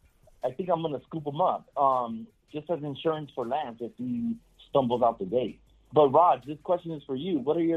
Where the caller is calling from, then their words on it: Los Angeles, California, United States; Los Angeles.